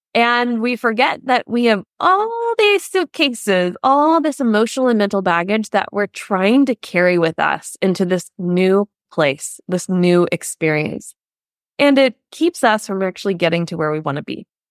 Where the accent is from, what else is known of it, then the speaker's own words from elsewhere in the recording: United States; now in Germany; I'm an American living in Germany who's still learning the language